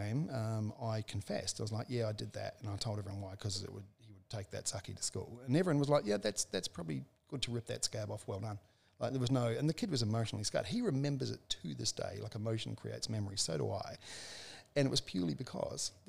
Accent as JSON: {"language": "English", "country": "New Zealand", "tie": "born or raised there", "said": "I was born in 1965 in New Zealand on a farm"}